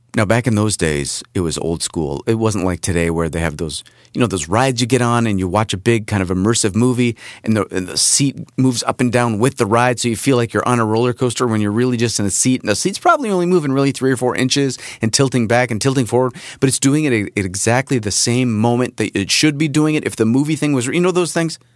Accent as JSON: {"language": "English", "region": "Southern California", "country": "United States", "tie": "born or raised there", "also_born_or_lived": "Rochester, New York", "moved": "yes", "said": "I grew up here in California, in Southern California."}